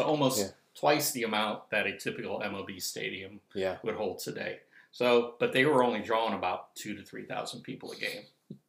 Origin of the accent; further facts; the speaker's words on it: close to Cleveland, Northeast Ohio, United States; growing up in Northeast Ohio, close to Cleveland, being a Cleveland Indians fans